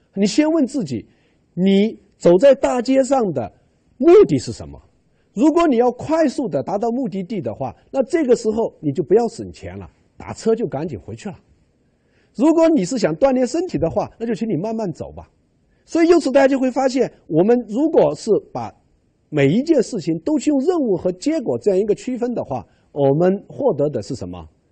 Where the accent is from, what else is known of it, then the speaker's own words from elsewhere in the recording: China; 我们中国人吃饭